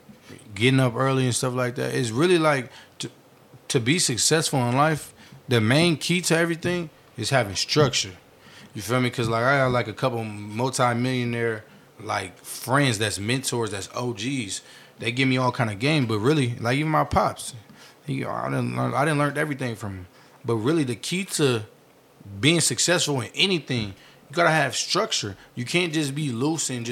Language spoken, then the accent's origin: English; Vallejo, California, United States; also born or lived in Oakland, California; I'm originally from Vallejo. I went to elementary, middle school, part of high school.